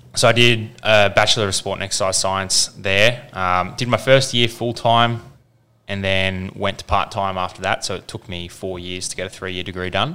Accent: Kellyville, New South Wales, Australia; also born or lived in Windsor, New South Wales / Baulkham Hills; we moved over to Kellyville, where I spent sort of the next 14 years, really, or no, even more, nearly 20 years there

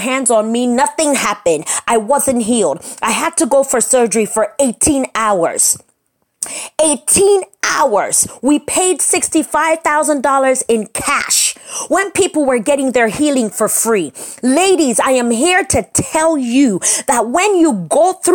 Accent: United States; moved away as an adult; also born or lived in Nigeria; I am Urobo. I was raised in America my whole life, born and raised

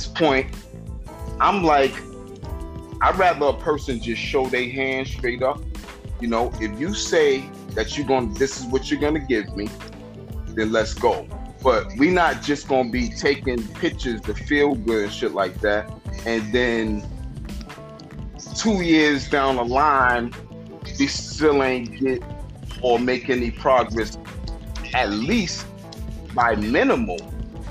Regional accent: New York City, New York, United States; also born or lived in Brooklyn, New York; I'm from Harlem originally

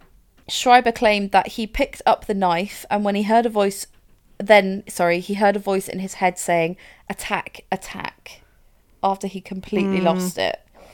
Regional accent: Winchester, South East England, United Kingdom; born there; I was born there. Mm-hmm. I was born in Winchester Hospital.

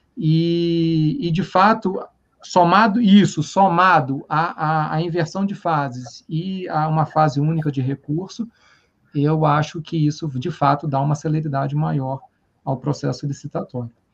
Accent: Rio de Janeiro, Brazil; moved away; como carioca

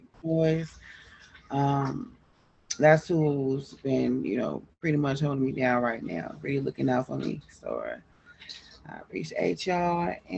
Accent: Los Angeles, California, United States; moved away as an adult; now in Kansas City, United States; I relocated here from Los Angeles. I'm from Los Angeles, California.

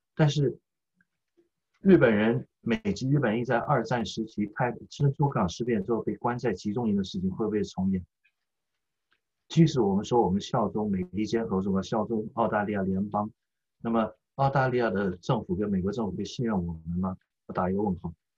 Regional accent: Taiwan; moved away as an adult; now in United States; 我们是台湾长大的中国人

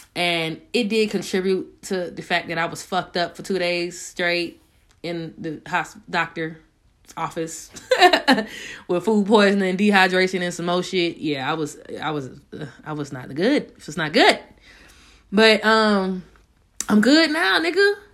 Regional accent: Raleigh, North Carolina, United States; moved away; Most of my family's from there, so I can honestly say I definitely grew up in that area

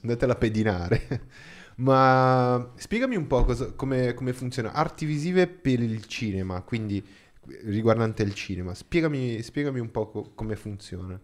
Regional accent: Brazil; Italian is a second language; now in Italy; In Brasile, da dove vengo io

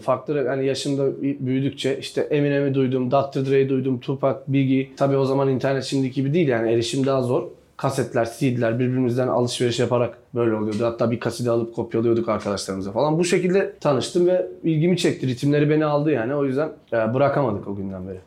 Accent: Bulgaria; 7 ee, Mart 1990'da Bulgaristan'da doğdum. Bulgaristan göçmeni bir ailenin çocuğuyum.

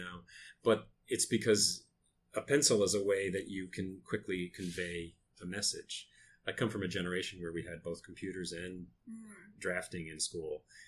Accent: Lewiston, Maine, United States; I am from Lewiston, Maine, which is a small uh, mill town

